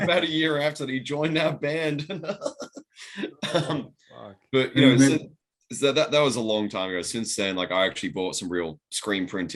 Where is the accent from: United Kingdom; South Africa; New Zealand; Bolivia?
United Kingdom; England; now in Australia; I come from England